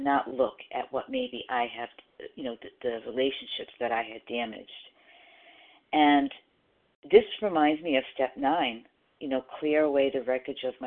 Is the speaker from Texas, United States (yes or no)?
no; Rhode Island, United States; now in South Carolina, United States; I'm from Rhode Island originally, but I do live in South Carolina now.